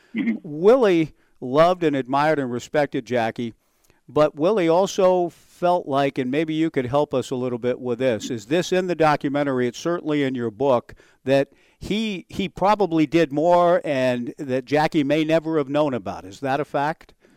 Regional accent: Southern California, United States; I was growing up in Southern California

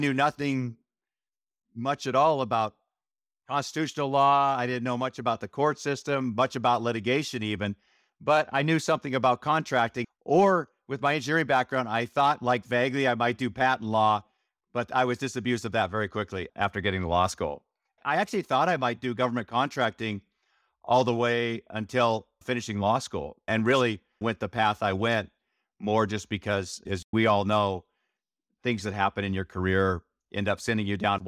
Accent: Montana, United States; I grew up in Montana, and my dad had a irrigation and construction company in Montana.

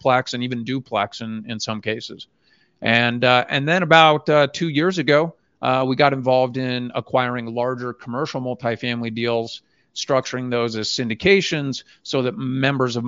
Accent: Phoenix, Arizona, United States; now in Utah, United States; I grew up in Phoenix, made a move to Utah, got my license here

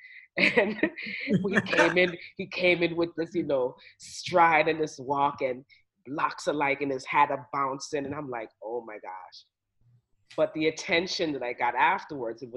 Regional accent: New York, United States; growing up in New York and going to a Catholic school

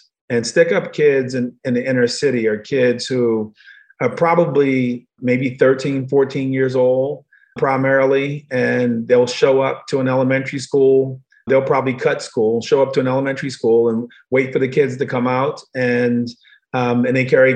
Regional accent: Baltimore, Maryland, United States; I was born in Baltimore, Maryland, but in the wrong part of Baltimore

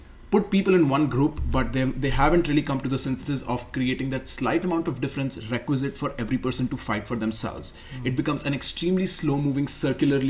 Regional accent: India; I'm Indian

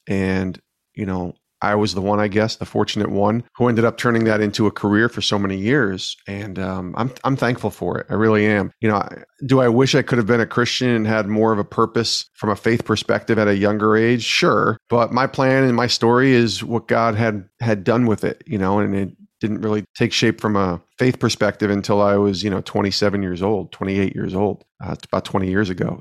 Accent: Albany, New York, United States; moved away as an adult; now in Connecticut, United States; I got a job in local radio in my hometown of Albany, New York

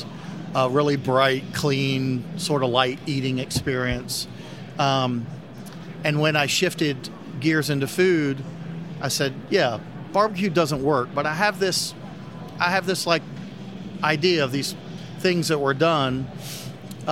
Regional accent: Winston-Salem, North Carolina, United States; Yeah, I'm from Winston-Salem

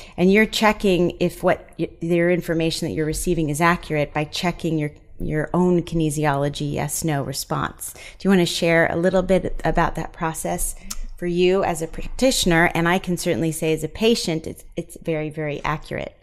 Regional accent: East Coast, United States; moved away; we are both from the East Coast, and we made our way out here

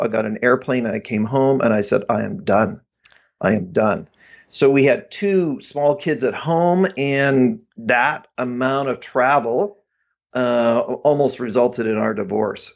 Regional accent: Abbotsford, British Columbia, Canada; I, uh, grew up in the Vancouver area

